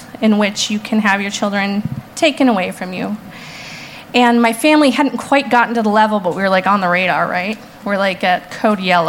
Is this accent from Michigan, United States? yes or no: no; Brainerd, Minnesota, United States; now in Minneapolis, United States; I grew up in Brainerd, which is about 2 hours north of the metro here